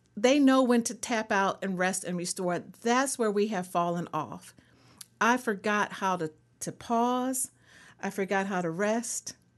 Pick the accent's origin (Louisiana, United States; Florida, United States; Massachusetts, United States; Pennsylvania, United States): Pennsylvania, United States; Philadelphia; also born or lived in Colorado; now in North Carolina, United States; I am a native Philadelphian